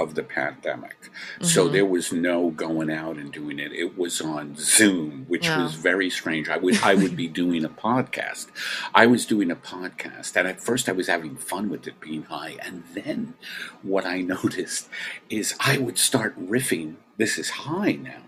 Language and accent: English; New York, United States; I was raised in Brooklyn.